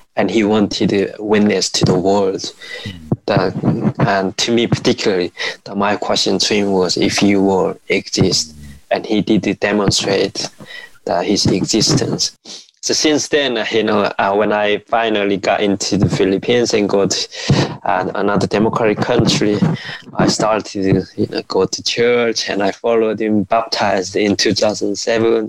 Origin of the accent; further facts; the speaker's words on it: North Korea; moved away; how I was growing up in North Korea.